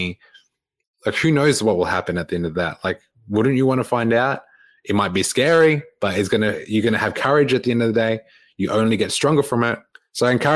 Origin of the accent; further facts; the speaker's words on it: Melbourne, Victoria, Australia; moved away; coming back to my hometown of Melbourne